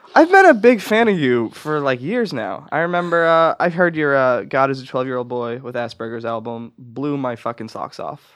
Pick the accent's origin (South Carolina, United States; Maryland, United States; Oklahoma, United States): Oklahoma, United States; I grew up in Oklahoma